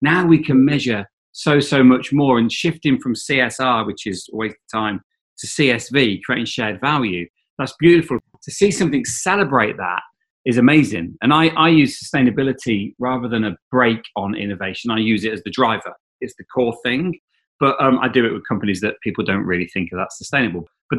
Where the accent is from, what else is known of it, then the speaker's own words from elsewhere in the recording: East Midlands, United Kingdom; I saw my wife on the bus. We grew up in Leicestershire.